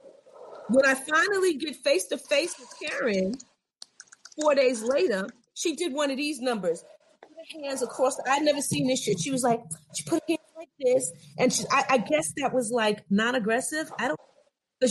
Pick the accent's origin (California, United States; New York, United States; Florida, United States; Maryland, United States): New York, United States; moved away; I'm from New York